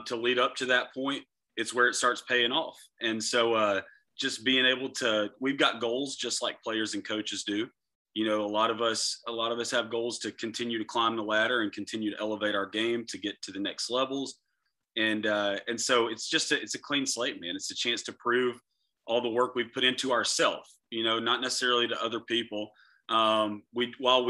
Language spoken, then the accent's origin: English; Florida, United States; also born or lived in Lakeland, Florida; I'm from Florida. Lakeland, Florida is where I live